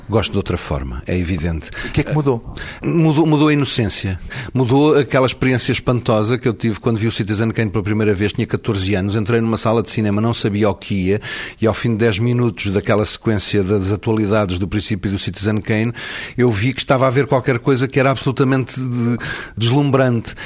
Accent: Portugal; first language Portuguese

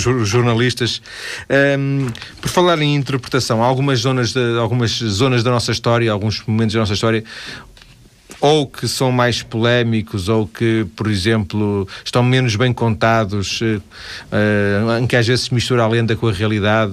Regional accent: Vila do Conde, Norte, Portugal; Eu sou de Vila do Conde

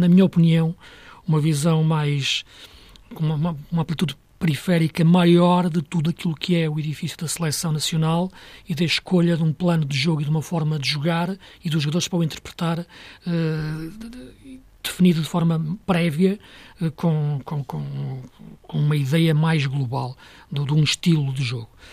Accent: Portugal; sendo português

